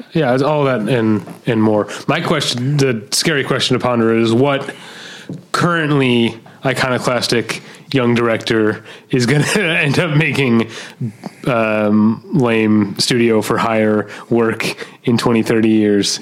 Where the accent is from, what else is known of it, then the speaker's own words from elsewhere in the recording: St. Louis, Missouri, United States; I'm from St. Louis.